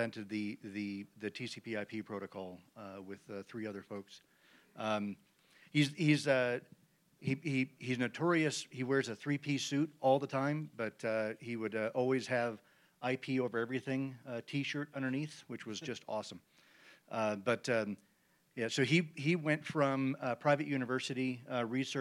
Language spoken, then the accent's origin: English; Cheyenne, Wyoming, United States; moved away as an adult; also born or lived in Arizona; So I grew up in Cheyenne, Wyoming, and went to Arizona